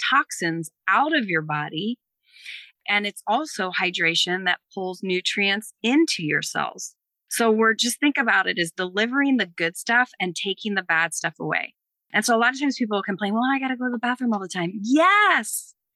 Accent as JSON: {"language": "English", "region": "East Coast", "country": "United States", "said": "I'm from the East Coast. I say it funny."}